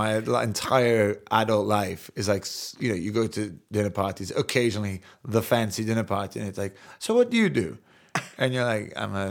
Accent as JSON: {"language": "English", "region": "London", "country": "United Kingdom", "tie": "born there", "accent": "American", "said": "I'm born in Parsons Green. I mean, I'm English, but still to this day, that used to really frustrate me."}